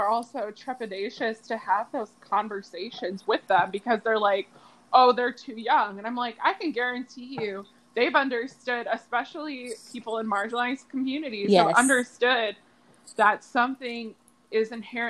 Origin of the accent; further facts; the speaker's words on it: Springfield, United States; my hometown of Springfield